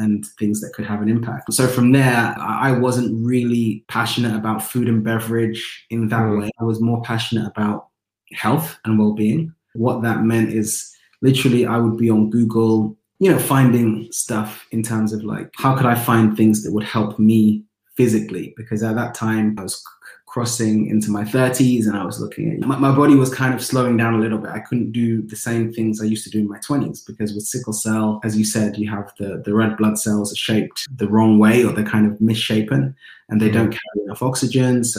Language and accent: English; London, United Kingdom; Growing up in Tottenham